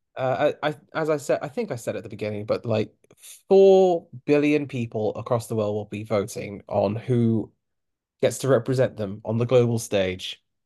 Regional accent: Cape Town, Western Cape, South Africa; I was born in Cape Town

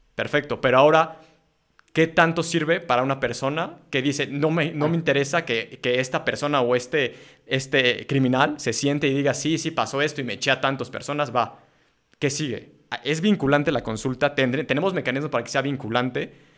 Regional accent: Mexico; los mexicanos de aquí adelante

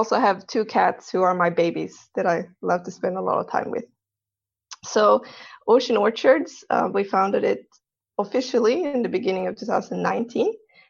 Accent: Sweden; English is a second language; moved away as an adult; now in Sunshine Coast, Australia; I'm actually not Australian, as you can probably tell by my accent. I'm from Sweden. I moved here for university and then I never left.

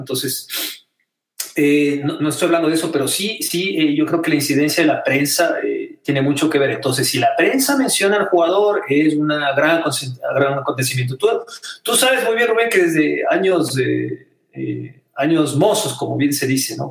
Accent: Ecuador; como ciudadano ecuatoriano, como deportista

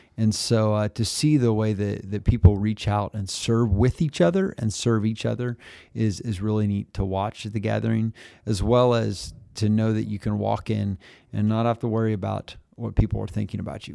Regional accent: Pratt, Kansas, United States; also born or lived in Phillipsburg, Kansas; at two, we moved to Pratt, where I spent all of my growing up time

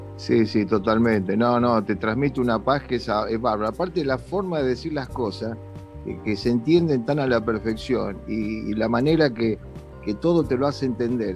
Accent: Argentina; Yo soy, por ejemplo, argentino y tengo doble ciudadanía, soy italiano también, por descendencia de mis padres

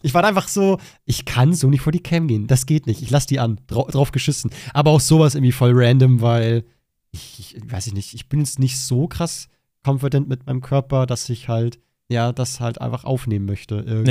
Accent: Germany; meiner Heimat

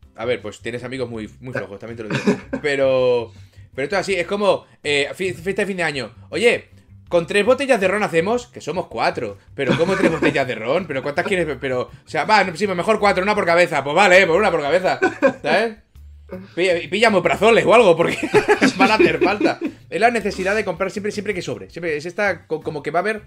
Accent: Barcelona, Catalonia, Spain; de Barcelona

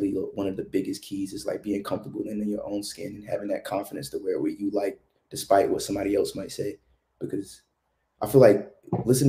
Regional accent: the South, United States; growing up in the South

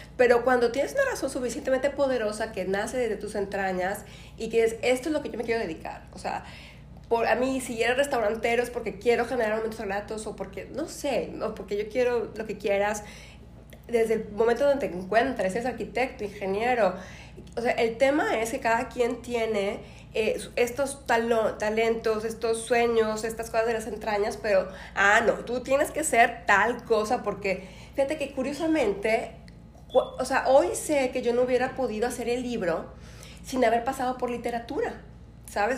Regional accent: Nayarit, Mexico; moved away as an adult; also born or lived in Mexico City / Buenos Aires, Argentina; De Nayarit

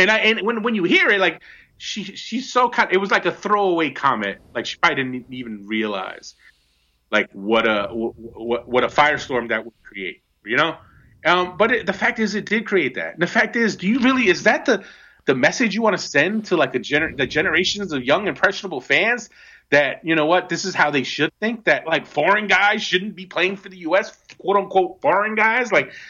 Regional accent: New Jersey, United States; I'm from Jersey, and even though I'm from Jersey

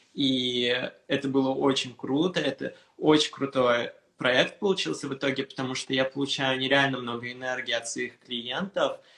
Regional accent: Moscow, Russia; also born or lived in Istanbul, Turkey; now in Paris, France; Я родился в Москве, я жил в Москве. Потом после Москвы мы переехали с мамой в Турцию

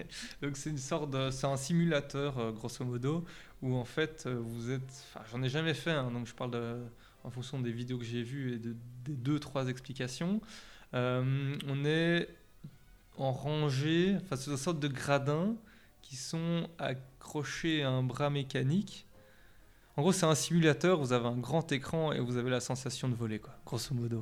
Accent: Belgium; accent: Belgian; mon accent, je sais, il vient de, vient de chez nous

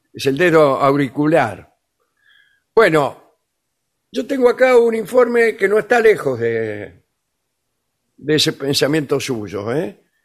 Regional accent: Argentina; yo también, como argentina, ¿Usted es argentina? sí, eh, quiero decir mi palabra. Las mujeres argentinas nos depilamos si queremos.

